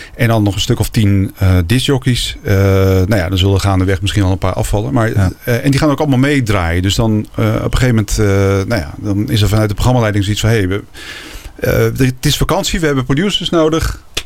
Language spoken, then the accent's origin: Dutch; Netherlands; als Nederlandse